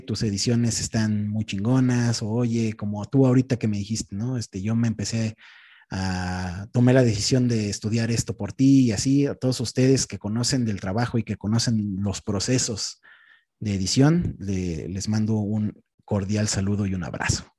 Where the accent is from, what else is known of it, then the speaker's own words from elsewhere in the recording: Texcoco, State of Mexico, Mexico; moved away as an adult; now in Mexico City, Mexico; actualmente vivo en Ciudad de México, pero no, no me desarrollé aquí. O sea, yo soy de un pueblito que se llama Tequexquinahuac, que está en el municipio de Texcoco.